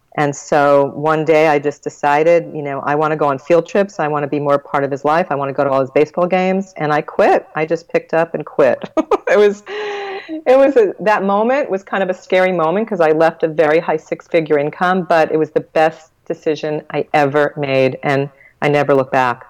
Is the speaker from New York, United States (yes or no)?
yes; Long Island, New York, United States; I was born in Long Island, New York